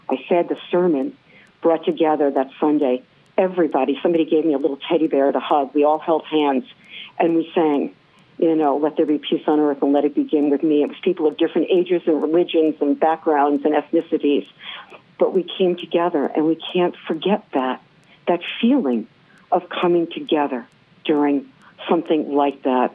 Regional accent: New York, United States; As a New Yorker, I would say this living in downtown New York

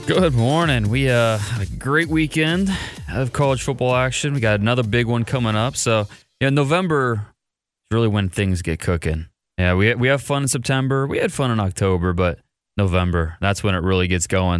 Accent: Ohio, United States; I grew up in Ohio State country.

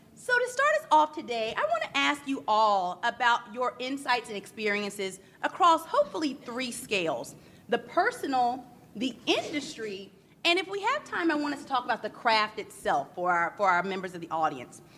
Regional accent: the South, United States; now in Northeast, United States; as a Southerner who lives in the Northeast

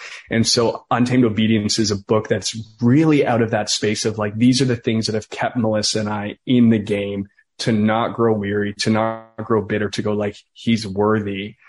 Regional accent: Listowel, Munster, Ireland; I was like, yeah, I come from Listowel. I'm an ex-drug dealer.

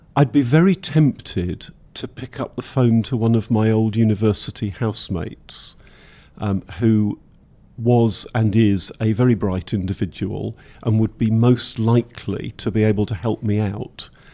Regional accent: Welsh, Wales, United Kingdom; being Welsh

